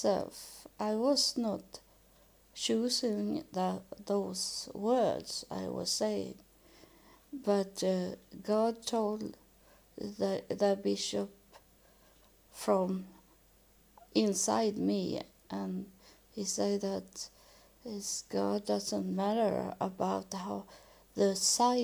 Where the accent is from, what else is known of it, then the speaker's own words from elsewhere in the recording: Sweden; I was born in Sweden